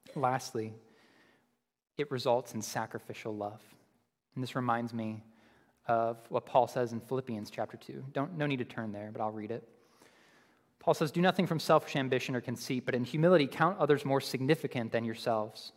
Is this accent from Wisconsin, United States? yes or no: no; Buffalo, New York, United States; moved away; I'm from Buffalo, so I'm a Bills fan.